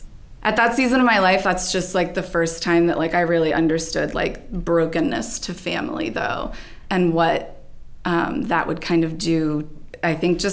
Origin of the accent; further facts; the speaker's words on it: Maryland, United States; also born or lived in New Jersey; moved to Maryland when I was 3. But from there, that's where I stayed.